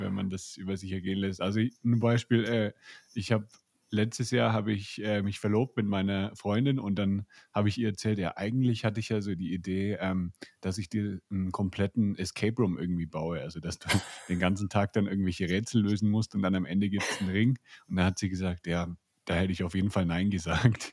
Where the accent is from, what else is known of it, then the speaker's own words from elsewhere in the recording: Nuremberg, Bavaria, Germany; ich bin ja auch aus Bayern, ich bin aus Nürnberg